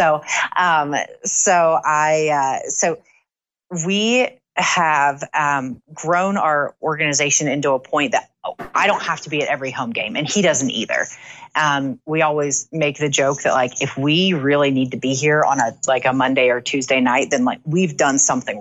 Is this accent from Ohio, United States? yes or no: yes; Ohio, United States; moved away; I'm from Ohio